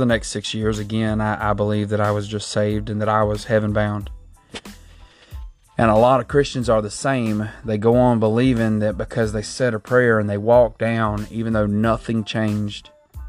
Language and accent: English; Southeast Georgia, United States; I was raised in Southeast Georgia. I've been here most all my life